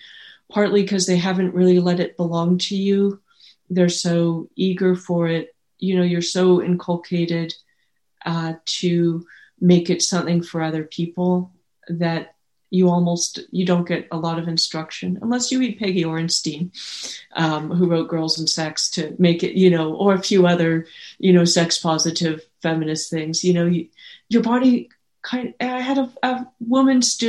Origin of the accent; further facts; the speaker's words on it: the Bay Area, California, United States; I grew up in the Bay Area